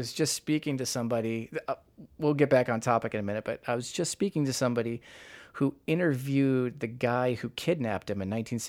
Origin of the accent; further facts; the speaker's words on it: Chicago, Illinois, United States; So you're fellow Midwestern. I'm from Chicago, north side of Chicago